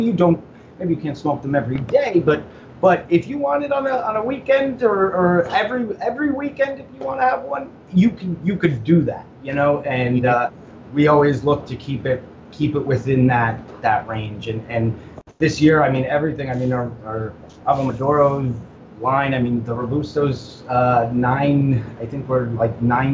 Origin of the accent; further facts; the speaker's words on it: Orlando, Florida, United States; now in Tampa, United States; And, you know, I was from Orlando. I'm in Tampa, and I literally drove over there